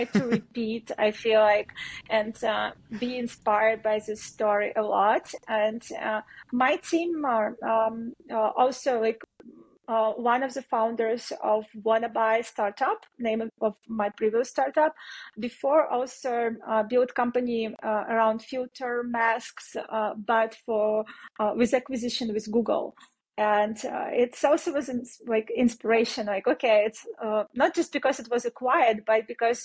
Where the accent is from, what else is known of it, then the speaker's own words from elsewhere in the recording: Belarus; moved away; I'm originally from Belarus, and my team was also based in Belarus.